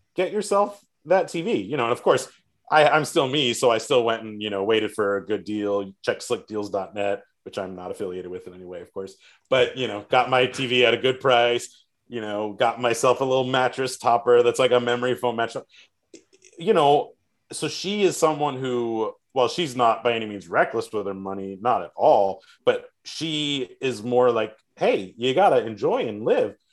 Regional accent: South Florida, United States; I grew up in South Florida and live here

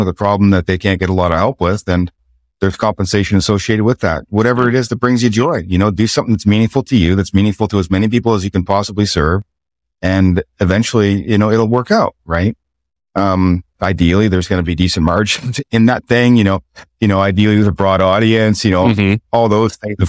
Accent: the Maritimes, Canada; growing up in the Maritimes

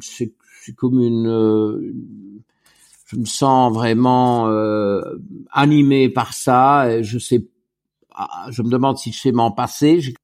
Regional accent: Wallonia, Belgium; also born or lived in Luxembourg; je suis belge et belge francophone et donc wallon

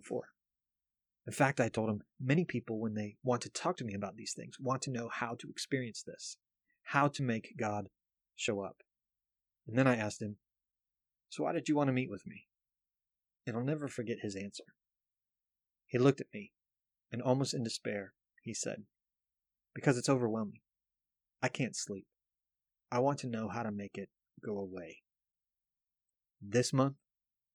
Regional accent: East Coast, United States; I grew up on the East Coast

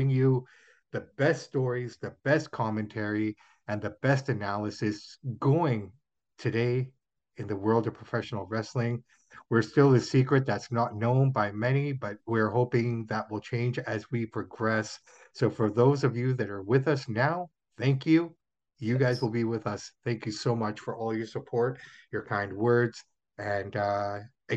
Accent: Toronto, Ontario, Canada; that's my hometown and that's where I was born.

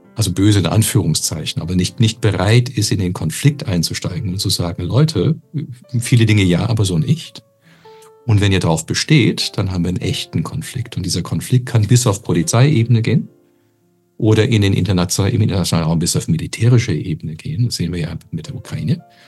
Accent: Canada; now in Germany; als Kanadier

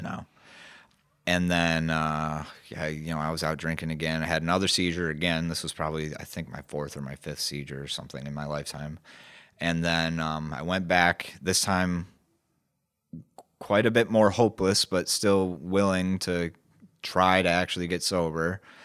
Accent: Grand Haven, Michigan, United States; I was born in West Michigan. I went to Grand Haven High School

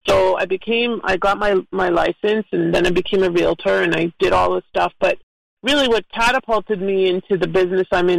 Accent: Toronto, Ontario, Canada; moved away as an adult; now in South Florida, United States; So I am originally from Toronto, and I've been down here in South Florida for over 20 years now.

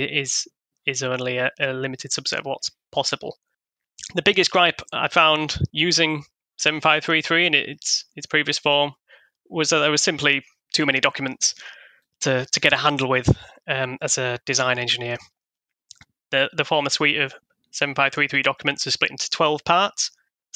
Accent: Hull, Yorkshire and the Humber, United Kingdom; the city of Hull, which is my hometown

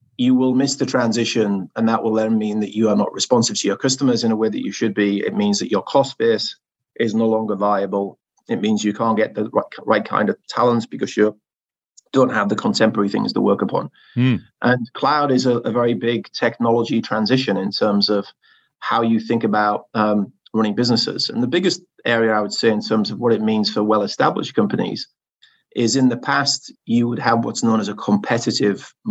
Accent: the north of England, United Kingdom; accent: Northern English; my Northern English accent

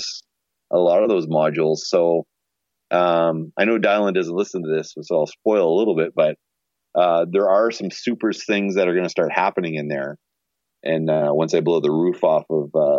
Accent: Shediac, New Brunswick, Canada; now in Winnipeg, Canada; Shediac, New Brunswick, which is where Todd and I are from.

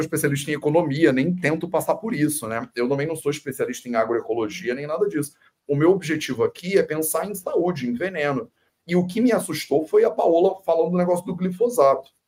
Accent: Brazil; also born or lived in India

